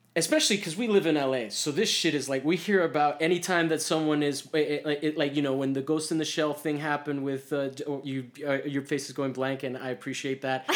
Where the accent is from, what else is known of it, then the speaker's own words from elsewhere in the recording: United States; I'm American